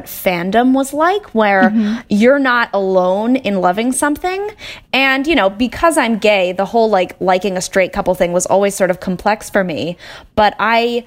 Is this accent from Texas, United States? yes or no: yes; Austin, Texas, United States; now in Los Angeles, United States; I'm from Austin, Texas, but I currently live in Los Angeles.